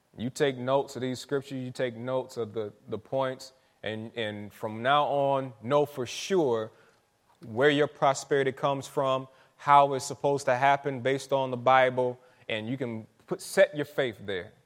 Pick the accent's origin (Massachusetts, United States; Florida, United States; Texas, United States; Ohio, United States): Florida, United States; St. Petersburg; I'm from Saint Pete. Um, grew up not, right, not too far from here